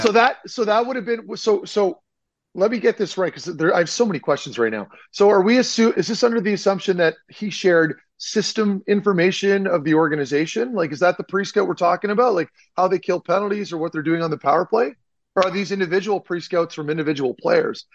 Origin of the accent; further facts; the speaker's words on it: Ottawa, Ontario, Canada; that's my hood, man. I grew up in the South End by South